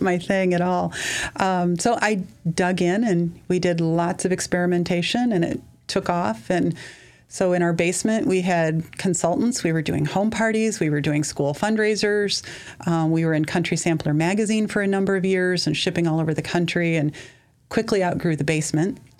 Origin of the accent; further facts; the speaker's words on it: Mount Carroll, Illinois, United States; also born or lived in Lanark, Illinois; now in Sterling, United States; I grew up originally in Mount Carroll in Lanark area, left to go to school